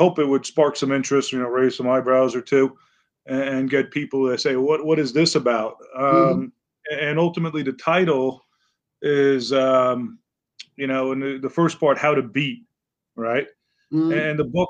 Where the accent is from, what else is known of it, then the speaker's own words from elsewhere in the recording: Bronx, New York, United States; born there; also born or lived in Long Island; now in Connecticut, United States; I was born in the Bronx, New